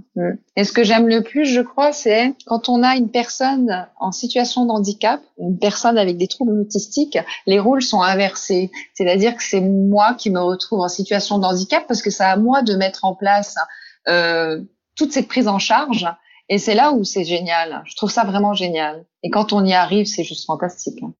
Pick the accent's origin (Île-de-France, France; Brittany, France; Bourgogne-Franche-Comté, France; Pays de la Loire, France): Bourgogne-Franche-Comté, France; Besançon; je suis originaire de Besançon